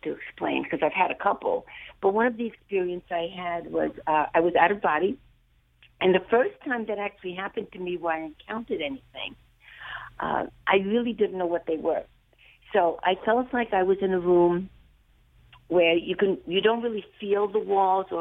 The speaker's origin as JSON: {"language": "English", "country": "Hungary", "moved": "yes", "said": "I'm from Hungary"}